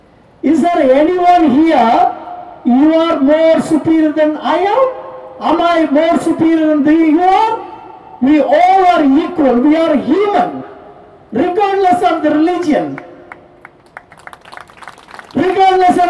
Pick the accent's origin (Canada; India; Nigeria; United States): India; now in Brisbane, Australia; I am from India with a Tamil background